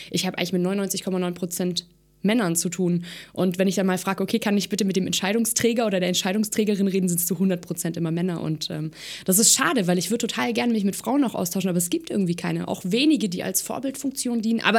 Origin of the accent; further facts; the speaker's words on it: Baden-Württemberg, Germany; Ich sage natürlich ganz klar momentan Baden-Württemberg. Ähm, ich komme selber hier aus Baden-Württemberg.